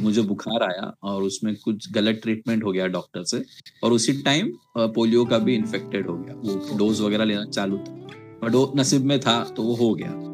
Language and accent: Hindi; Mumbai, Maharashtra, India; मैं मुंबई का रहने वाला हूँ